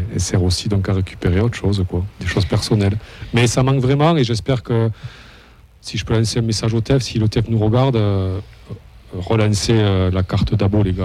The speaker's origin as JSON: {"language": "French", "town": "Toulouse", "region": "Occitania", "country": "France", "said": "je viens de Toulouse"}